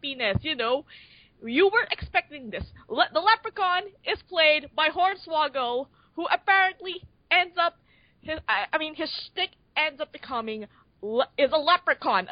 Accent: Philippines; I'm from the Philippines

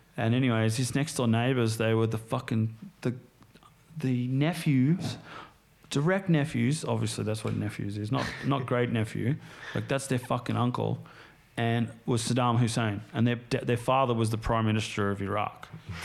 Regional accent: United States; I grew up in the States, spent

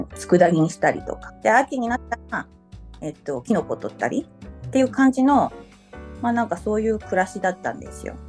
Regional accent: Okaya, Nagano, Japan; also born or lived in Lyon, France; そのうちの1つの岡谷市っていうところの出身です。

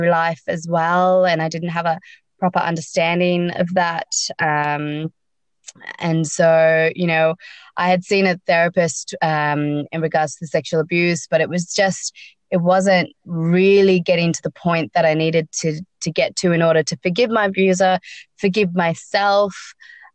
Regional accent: Sydney, New South Wales, Australia; also born or lived in South Africa; I was born in South Africa, grown up in Sydney.

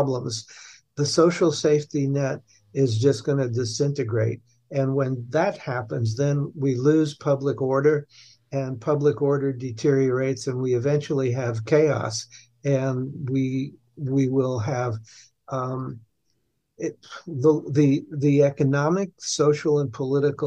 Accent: New York City, New York, United States; I was born and raised in New York City by parents that emigrated from Hungary

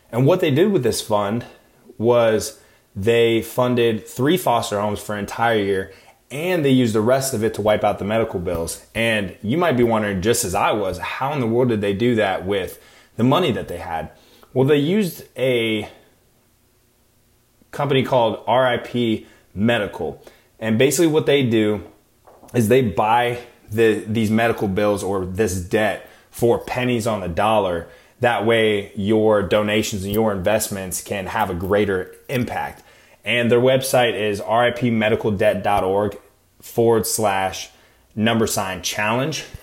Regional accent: Arizona, United States; moved away as an adult; also born or lived in Iowa; now in California, United States; I'm originally from Iowa, but I was also kind of raised in Arizona. I mean, I went to high school there and everything, met my wife

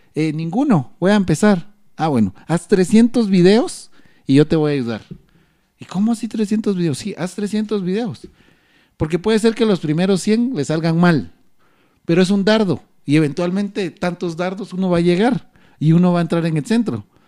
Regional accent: Guatemala; lo que como guatemaltecos no entendemos

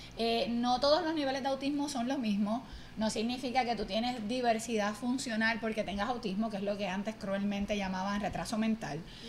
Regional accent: Barceloneta, Puerto Rico; now in Mayagüez, Puerto Rico; soy natural de Barceloneta, aunque el corazón me llevó a Mayagüez

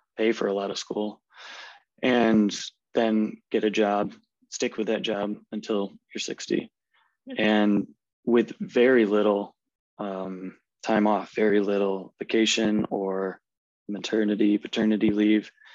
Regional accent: Midwest, United States; accent: American; moved away as an adult; now in Germany; I grew up in the Midwest in the States

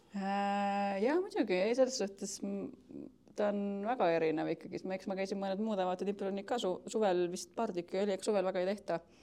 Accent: Keila, Harju County, Estonia; now in Tallinn, Estonia; ma tulen äh, Keilast, aga elan Tallinnas juba viimased päris mitu aastat

